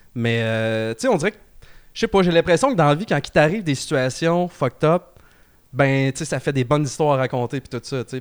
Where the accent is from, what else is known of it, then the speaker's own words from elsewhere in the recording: Trois-Rivières, Quebec, Canada; moi, je viens de Trois-Rivières